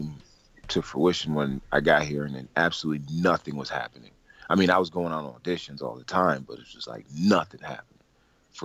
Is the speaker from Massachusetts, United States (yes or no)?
no; Albany, New York, United States; moved away as an adult; also born or lived in Kingston, Jamaica / Manhattan, New York; now in Los Angeles, United States; I was born there, and I grew up in New York, Albany, New York, which is the state capital